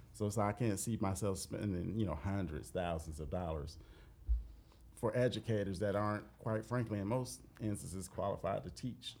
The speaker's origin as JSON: {"language": "English", "country": "United States", "said": "I am an American"}